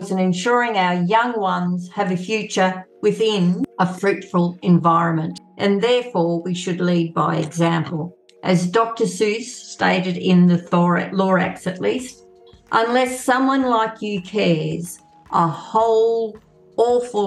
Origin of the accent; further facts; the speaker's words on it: Cunnamulla, Queensland, Australia; also born or lived in Brisbane Valley, Queensland / Darling Downs, Queensland; growing up in Cullamulla